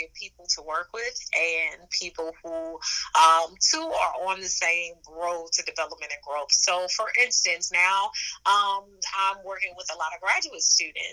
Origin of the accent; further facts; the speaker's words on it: St. Louis, Missouri, United States; I'm from St. Louis, Missouri